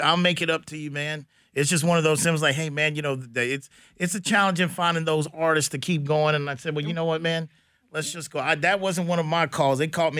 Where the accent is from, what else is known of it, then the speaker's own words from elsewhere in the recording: San Antonio, Texas, United States; being a guy born and raised in San Antonio